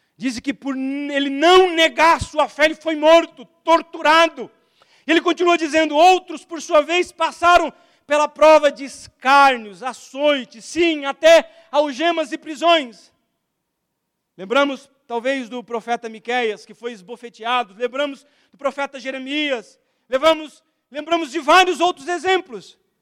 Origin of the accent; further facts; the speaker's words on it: Alagoas, Brazil; Eu sou lagoano, então eu tenho, vocês não percebem, eu tenho um sotaquezinho.